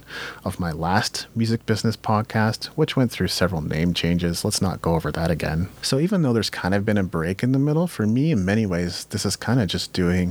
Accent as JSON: {"language": "English", "country": "Japan", "tie": "born or raised there", "said": "I grew up in Japan"}